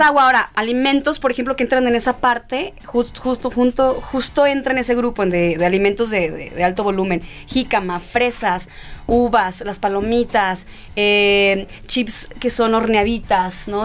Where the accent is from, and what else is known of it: El Quelite, Sinaloa, Mexico; born or raised there; moved away